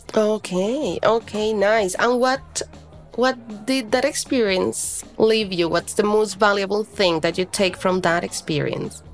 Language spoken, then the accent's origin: English; Colombia; I live in Colombia. I am from Colombia.